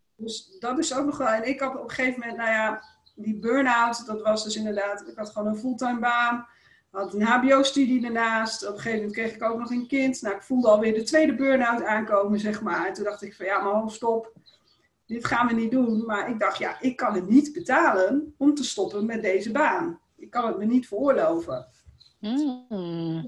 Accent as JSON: {"language": "Dutch", "region": "Groningen", "country": "Netherlands", "tie": "born or raised there", "said": "in, in de, Indische buurt en uh, nou, later nog in Bijum."}